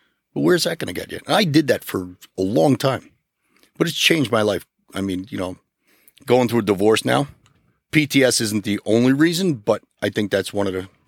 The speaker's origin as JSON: {"language": "English", "town": "North Arlington", "region": "New Jersey", "country": "United States", "tie": "born or raised there", "said": "growing up in North Arlington."}